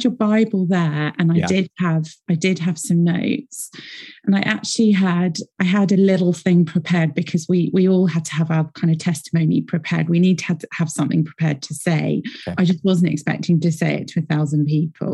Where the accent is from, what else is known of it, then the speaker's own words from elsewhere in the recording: United Kingdom; accent: British; I'm based here in Britain. You can probably tell from my accent.